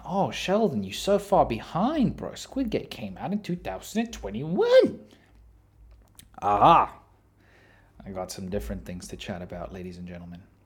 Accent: South Africa; I'm South African

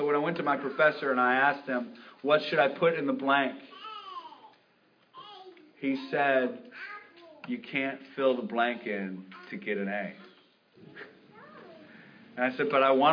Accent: United States; we're English, we're American

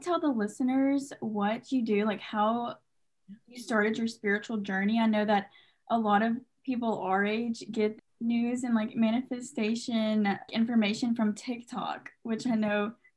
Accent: Tennessee, United States; I'm from Tennessee.

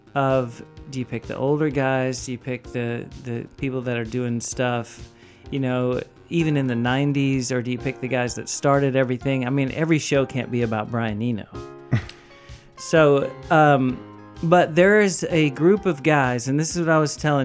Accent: Huntsville, Texas, United States; When I was a kid, I came over from Huntsville to go to the mall

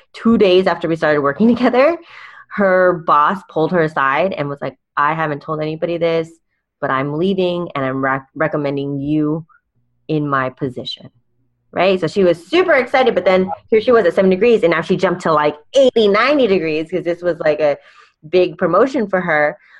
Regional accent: California, United States; I'm from California

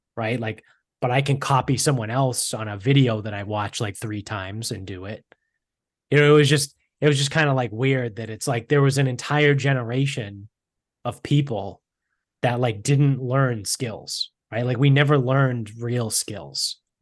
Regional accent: Medford, Massachusetts, United States; where we grew up in Medford

